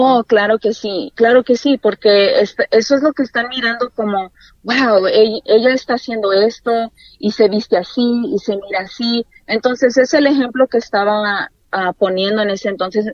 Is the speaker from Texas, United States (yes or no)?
no; Montclair, Pomona, San Bernardino area, California, United States; also born or lived in Los Angeles, California / Zacatecas (parents); soy nacida en Los Ángeles, California Ah, solo que me crié un poco ah, hacia el este, en el área de Montclair, Pomona, San Bernardino